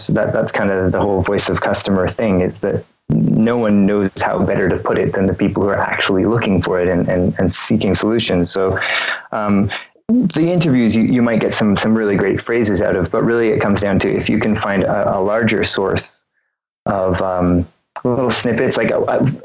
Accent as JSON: {"language": "English", "region": "Eastern Canada", "country": "Canada", "tie": "born or raised there", "said": "I live in a small town in Eastern Canada"}